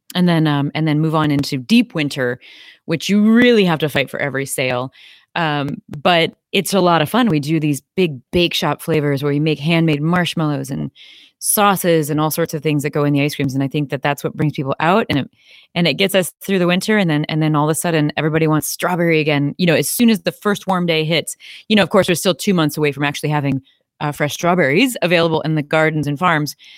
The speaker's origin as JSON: {"language": "English", "region": "Midwest", "country": "United States", "tie": "born or raised there", "said": "I'm from the Midwest, uh, and so we eat ice cream year-round here, and that's, um, something I grew up doing."}